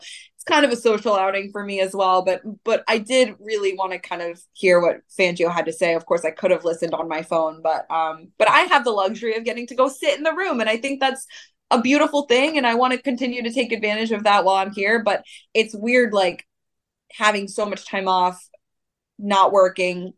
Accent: St. Louis, Missouri, United States; moved away; growing up in St. Louis

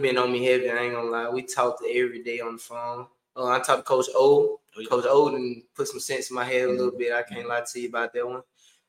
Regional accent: Clarksdale, Mississippi, United States; also born or lived in Lake Cormorant, Mississippi; I'm a defensive back. I'm from Lake Cormorant High School. I'm originally from Clarksdale, Mississippi.

